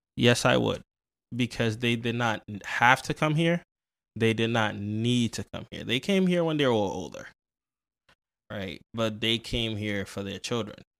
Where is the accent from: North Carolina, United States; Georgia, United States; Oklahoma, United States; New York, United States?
New York, United States; New York City; also born or lived in Ghana; I grew up in the South Bronx